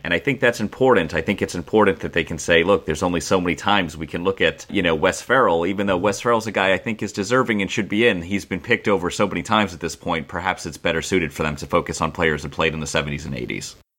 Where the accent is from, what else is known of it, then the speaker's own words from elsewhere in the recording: Boston, Massachusetts, United States; I grew up in Boston